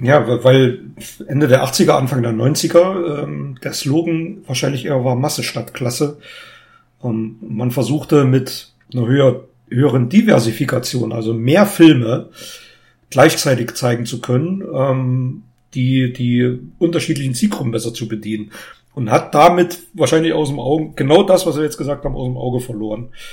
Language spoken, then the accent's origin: German; Germany; Gera ist nicht unweit von meiner Geburtsstadt